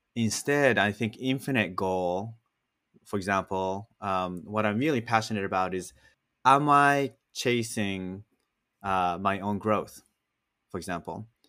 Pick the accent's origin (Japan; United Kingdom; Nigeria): Japan; moved away; I grew up in Japan